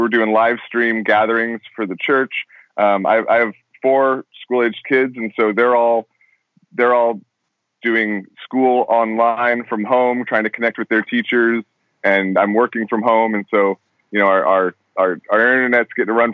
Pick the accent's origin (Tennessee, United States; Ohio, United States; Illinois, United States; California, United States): California, United States; also born or lived in Colorado / Los Angeles, California; I was raised in Colorado until I was 10, and then moved to California. I've been in California since